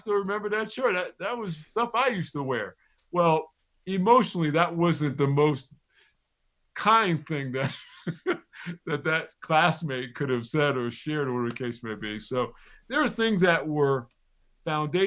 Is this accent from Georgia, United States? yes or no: no; Neptune, New Jersey, United States; I told her I was from Neptune